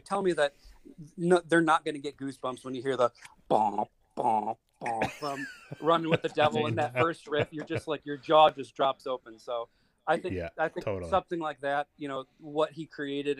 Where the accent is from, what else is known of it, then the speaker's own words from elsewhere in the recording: Buffalo, New York, United States; moved away as an adult; now in Wilmington, United States; I'm originally from the Buffalo, New York area, and I moved down to the area I live in, which is Wilmington, Delaware